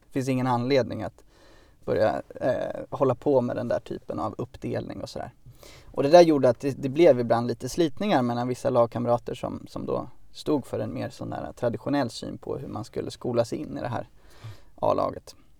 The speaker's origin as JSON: {"language": "Swedish", "town": "Örebro", "region": "Örebro County", "country": "Sweden", "tie": "born or raised there", "said": "jag kom ju från Örebro, och vid den planen som låg vid, vid liksom, eh, lägenhetsområdet där vi bodde"}